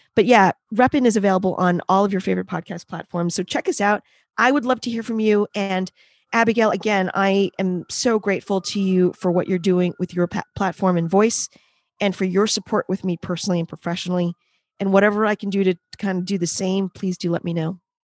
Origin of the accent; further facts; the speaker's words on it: New York City, New York, United States; I am a New Yorker. I am in New York City. but I did grow up in one of the boroughs